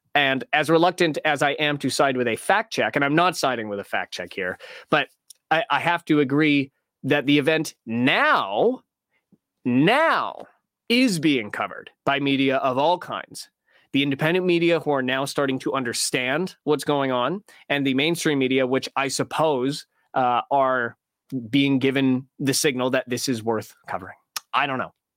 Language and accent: English; Canada; in Canada, in Canadian schools, we don't learn, uh, American geography.